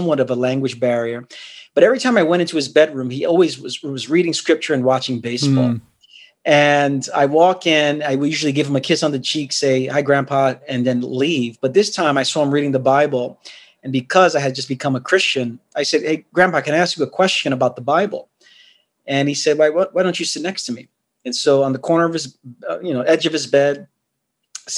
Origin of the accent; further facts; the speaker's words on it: New York City, New York, United States; also born or lived in Queens, New York; I'm from Brooklyn, New York, born and raised there.